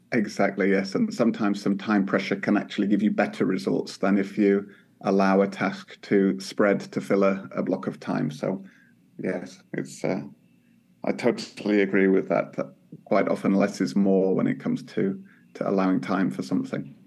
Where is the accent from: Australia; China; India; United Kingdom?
United Kingdom; now in Finland; as a Brit here in Finland